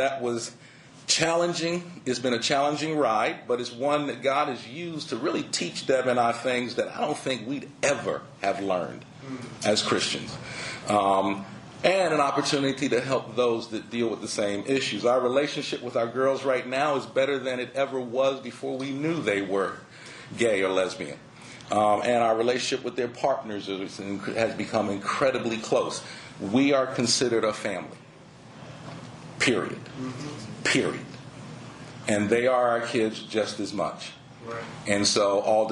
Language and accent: English; Philadelphia, Pennsylvania, United States; moved away as an adult; also born or lived in Tallahassee, Florida; I was born in Philadelphia, so I am a Northeasterner. Born and raised in Philly